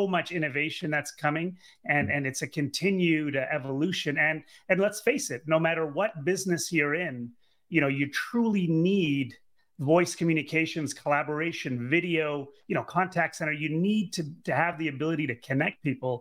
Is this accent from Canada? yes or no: yes; Canada; I'm Canadian, grew up in Canada and went to University of Ottawa